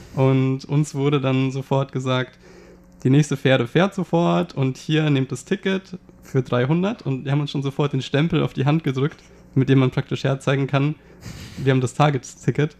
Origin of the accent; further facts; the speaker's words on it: Germany; für uns als Deutsche